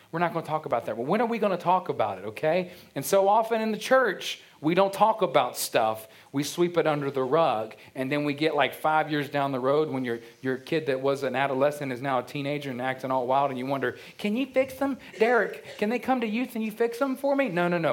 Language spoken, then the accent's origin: English; Culpeper County, Virginia, United States; I remember growing up, Podunk, Culpeper County, you know, Virginia